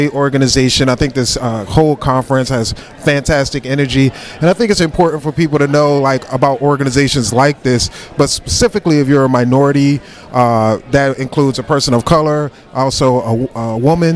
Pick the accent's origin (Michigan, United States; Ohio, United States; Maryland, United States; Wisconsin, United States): Maryland, United States; Glen Burnie; I'm proud from Glen Burnie